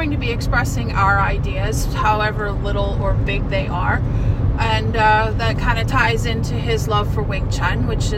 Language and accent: English; Harford County, Maryland, United States; now in Baltimore, United States; I grew up in Harford County, Maryland